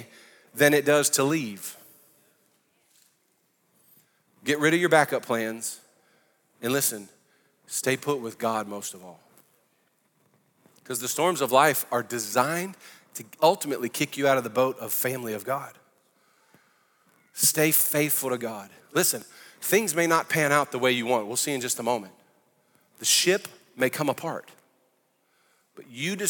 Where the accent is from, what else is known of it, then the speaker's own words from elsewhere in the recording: New Orleans, Louisiana, United States; I'm from New Orleans